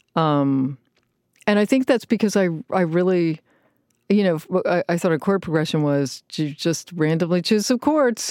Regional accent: Richmond, Virginia, United States; Richmond, Virginia

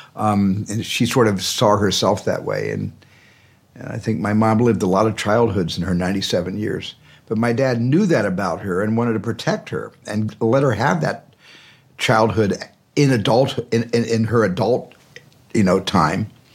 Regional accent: Arizona, United States; in a large family growing up in Arizona

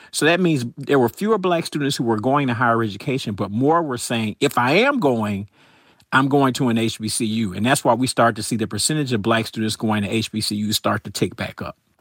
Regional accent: Atlanta, Georgia, United States; I grew up in Atlanta, so I went to Atlanta Public Schools

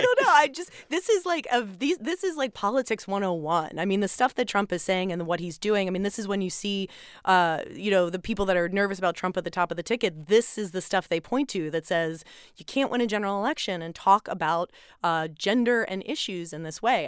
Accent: Philadelphia, Pennsylvania, United States; moved away; my hometown of Philly

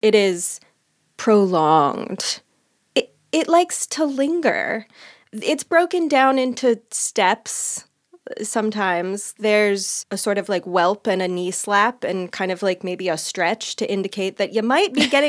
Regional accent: Midwest, United States; I'm from the Midwest.

